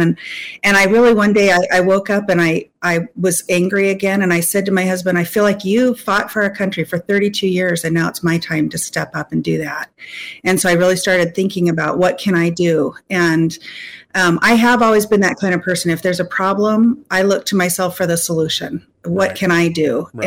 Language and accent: English; Anchorage, Alaska, United States; I'm a lifelong Alaskan. And uh, so I lived the Alaska experience, right? My mom and dad were uh, subsistence hunters and fishers, and I took uh, moose tongue sandwiches to school when I went to Rabbit Creek Elementary